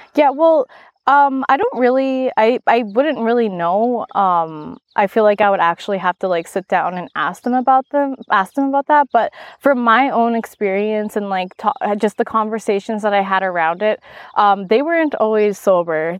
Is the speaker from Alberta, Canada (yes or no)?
yes; Maskwacis, Alberta, Canada; now in Kelowna, Canada; I'm an enrolled member, and I grew up on the Kisbatnaq tribe in Louisville, which is one of the four reserves in Muscogee's Alberta, on Treaty Six territory, Central Alberta